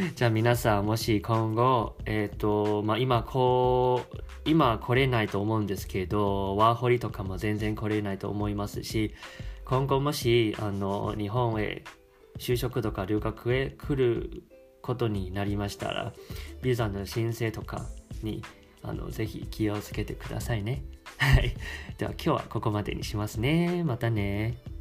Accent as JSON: {"language": "Japanese", "country": "Taiwan", "also_born_or_lived": "Osaka", "second_language": "Japanese", "moved": "as an adult", "lives_now": "Japan", "said": "日本語をしゃべる台湾男子"}